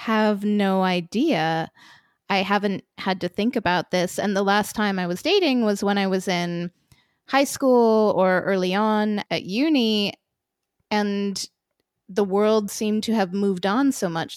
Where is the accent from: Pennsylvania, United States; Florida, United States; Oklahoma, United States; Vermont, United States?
Vermont, United States; also born or lived in United Kingdom / Poland; now in Lithuania; I grew up in the United States, in a wacky little state called Vermont, and I left home pretty early, to start traveling and never stopped